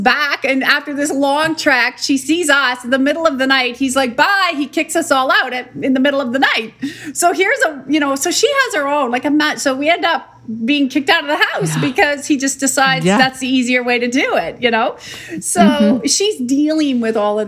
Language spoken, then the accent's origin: English; Saskatoon, Saskatchewan, Canada; where'd you grow up? Like some crazy country? And I'm like, no, that was in Saskatoon, Saskatchewan